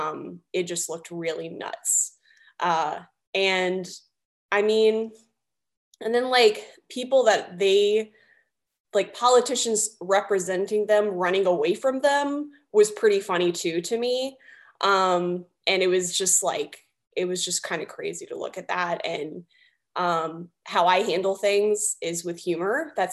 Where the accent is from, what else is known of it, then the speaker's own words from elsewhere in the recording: the South, United States; Um, we're both from the South.